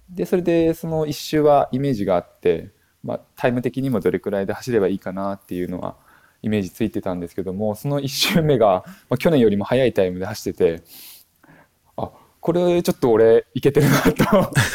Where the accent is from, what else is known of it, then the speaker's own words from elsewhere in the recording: Akita, Japan; also born or lived in Myoko, Niigata / Tokyo; now in Kijimadaira, Japan; 私がもともと秋田県出身なんですけれども